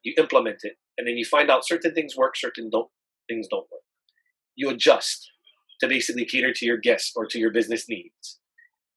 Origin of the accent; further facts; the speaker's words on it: Hawaii, United States; moved away as an adult; also born or lived in Belmont, California; now in Dublin, California, United States; I'm actually born and raised in Hawaii.